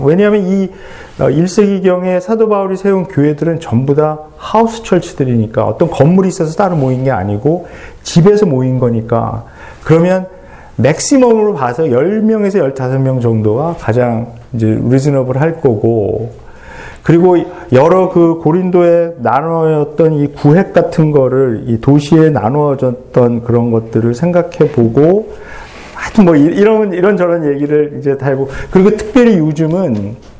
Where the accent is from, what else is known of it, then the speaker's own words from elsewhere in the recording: South Korea; 그 한국 사람이기 때문에